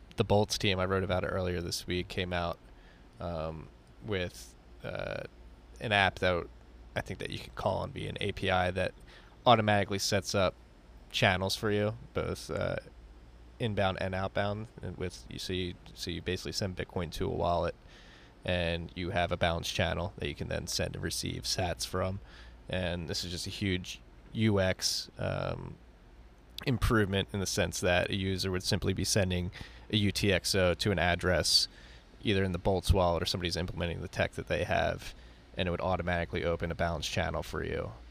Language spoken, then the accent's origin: English; New York City, New York, United States; moved away; I'm a New Yorker who left